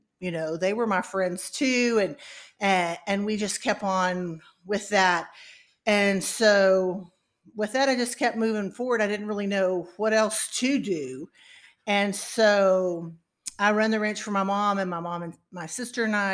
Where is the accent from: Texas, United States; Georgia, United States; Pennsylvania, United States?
Texas, United States; Uvalde; I grew up in Uvalde, and I went to college at Texas A&M